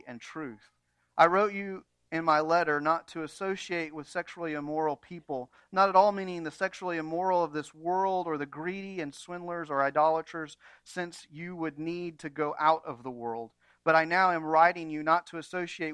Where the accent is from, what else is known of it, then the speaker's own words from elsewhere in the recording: United States; American Christians